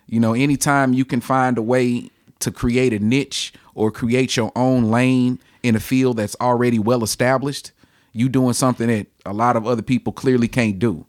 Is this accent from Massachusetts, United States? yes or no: no; Ferguson, Missouri, United States; I am from Ferguson, uh, born and raised in Ferguson.